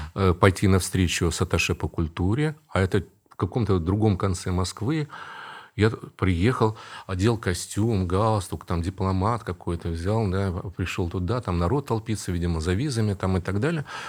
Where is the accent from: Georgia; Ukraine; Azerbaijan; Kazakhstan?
Kazakhstan; Karaganda, Karaganda Region; moved away as an adult; also born or lived in Saint Petersburg, Russia; now in Kazan, Russia; я вырос в Казахстане, среди немцев там